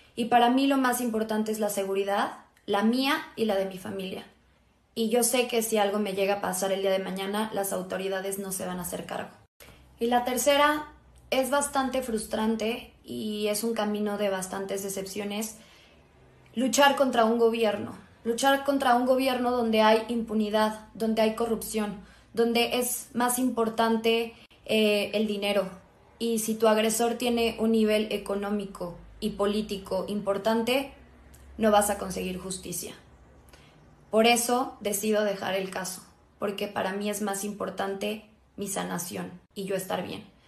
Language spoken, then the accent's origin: Spanish; Mexico; Me siento bastante orgullosa como mexicana